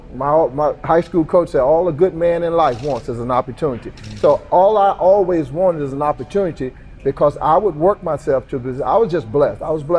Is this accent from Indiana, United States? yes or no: no; Emporia, Virginia, United States; The good thing about growing up in Emporia, Virginia, there's not a lot of office jobs around here. So we grew up working hard.